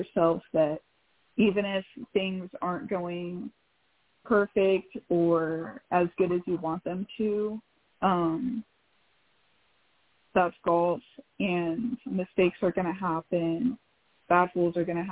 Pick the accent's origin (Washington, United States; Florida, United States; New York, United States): Washington, United States; Kennewick; I am from Kennewick, Washington